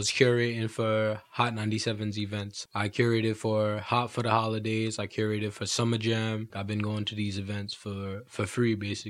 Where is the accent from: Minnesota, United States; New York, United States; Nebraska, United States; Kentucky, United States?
New York, United States; New York City; I'm from Brooklyn. I'm originally from East Flatbush. Currently, I'm in the Flossie right now, which is known as, you know, Canarsie, Brooklyn.